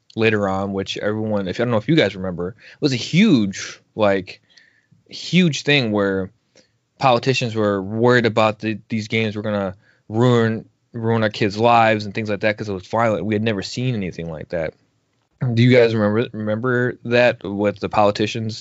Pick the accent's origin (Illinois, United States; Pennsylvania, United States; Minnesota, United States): Illinois, United States; outside of Chicago; I grew up right outside outside of Chicago